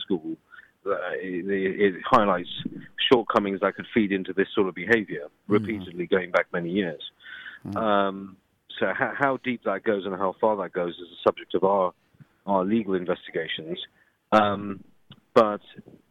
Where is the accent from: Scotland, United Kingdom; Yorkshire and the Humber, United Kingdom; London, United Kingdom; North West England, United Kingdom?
London, United Kingdom; I'm from London